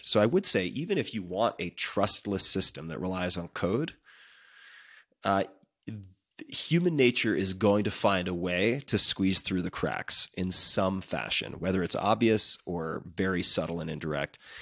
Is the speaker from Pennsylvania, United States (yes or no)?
no; Long Island, New York, United States; I'm from Long Island